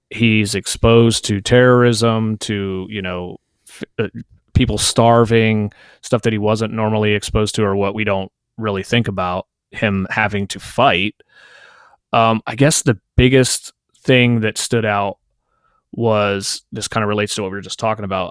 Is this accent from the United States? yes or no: yes; United States; as an American